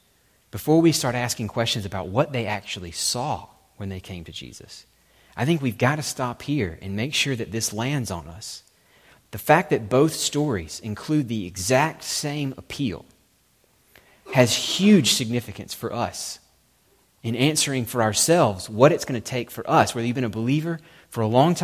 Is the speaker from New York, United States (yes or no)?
no; Alabama, United States; I'm from Alabama, even we Alabamians who are on the brunt of most people's regional jokes